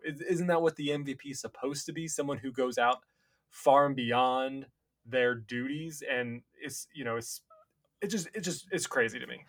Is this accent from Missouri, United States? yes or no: no; Cincinnati, Ohio, United States; I'm from Cincinnati, my whole family's Bengals fans